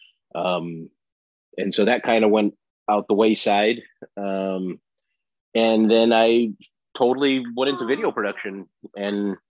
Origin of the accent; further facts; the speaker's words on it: Los Angeles, California, United States; I grew up in Los Angeles, California